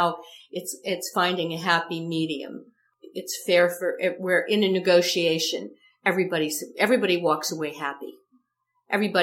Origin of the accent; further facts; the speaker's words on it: Ohio, United States; moved away as an adult; now in Los Angeles, United States; I'm a kid from Ohio